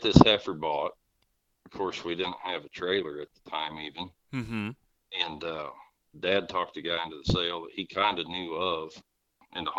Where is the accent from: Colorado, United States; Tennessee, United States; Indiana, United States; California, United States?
Indiana, United States; Rensselaer; my sister Amy and I grew up right here in Rensselaer.